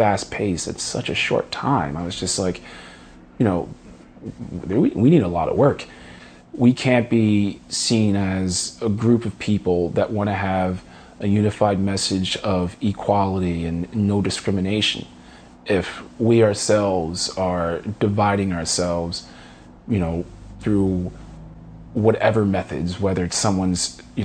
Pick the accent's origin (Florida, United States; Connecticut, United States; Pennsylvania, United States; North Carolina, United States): Pennsylvania, United States; Philadelphia; I'm from Philadelphia, Pennsylvania